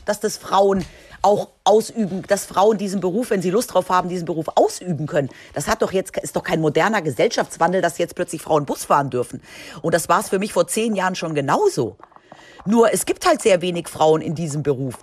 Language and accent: German; Spain; moved away; ich bin ja in Spanien aufgewachsen